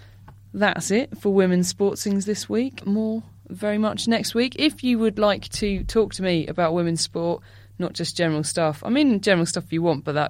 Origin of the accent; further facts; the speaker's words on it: Essex, East of England, United Kingdom; I'm from Essex